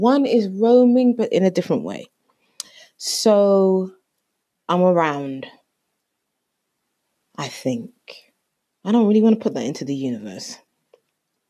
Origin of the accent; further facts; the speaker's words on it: Jamaica; I am Jamaican